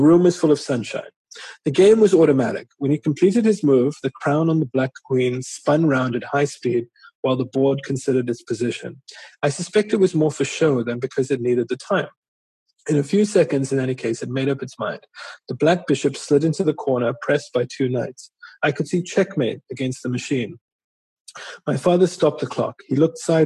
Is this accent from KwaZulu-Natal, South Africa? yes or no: yes; Durban, KwaZulu-Natal, South Africa; growing up in Natal